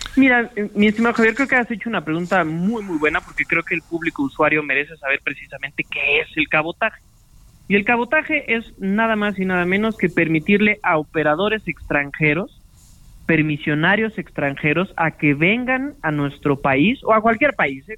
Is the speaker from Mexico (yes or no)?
yes; Mexico; como mexicanos